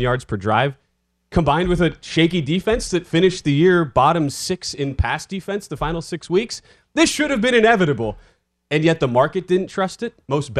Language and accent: English; Green Bay, Wisconsin, United States; my hometown team